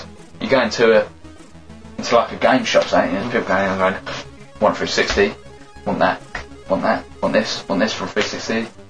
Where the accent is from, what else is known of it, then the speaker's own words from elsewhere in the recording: England, United Kingdom; We're English